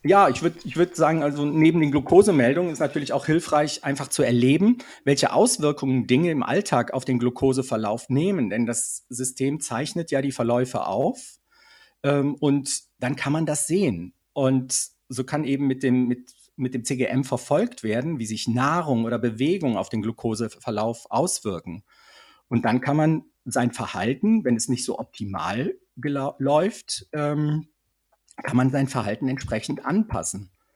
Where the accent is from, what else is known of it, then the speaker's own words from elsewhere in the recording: Switzerland; bei uns in der Schweiz